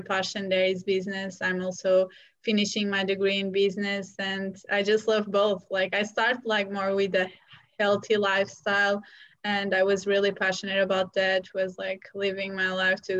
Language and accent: English; Portugal; moved away as an adult; also born or lived in London; right now I'm in Portugal because I'm originally from Portugal, but I was living in London